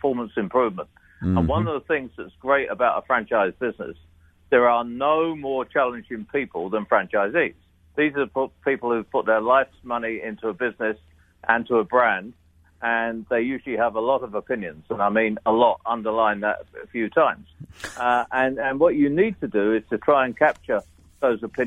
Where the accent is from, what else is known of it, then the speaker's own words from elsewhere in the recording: United Kingdom; as a Brit, I'm naturally self-deprecating.